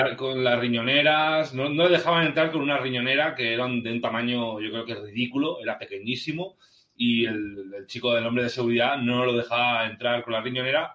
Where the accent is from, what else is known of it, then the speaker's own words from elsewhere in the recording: Spain; yo soy un fan español de los Giants